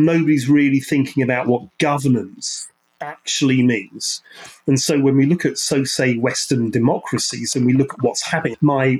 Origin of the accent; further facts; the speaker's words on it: Ireland; and in fact, I'm Irish, so Irish English, is really quite interesting.